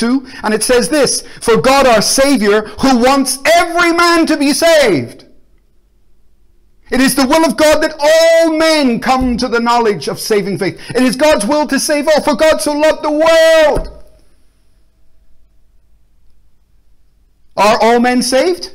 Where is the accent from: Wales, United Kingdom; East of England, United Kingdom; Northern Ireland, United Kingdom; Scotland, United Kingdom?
Northern Ireland, United Kingdom; Belfast; now in Glasgow, United Kingdom; I grew up in Belfast in a war zone with bombs and bullets